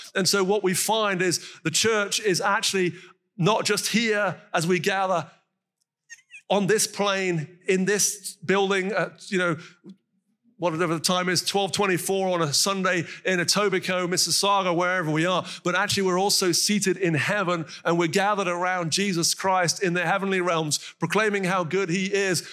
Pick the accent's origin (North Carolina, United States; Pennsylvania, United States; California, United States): North Carolina, United States; moved away; from where I'm from in North Carolina, as you can tell from my accent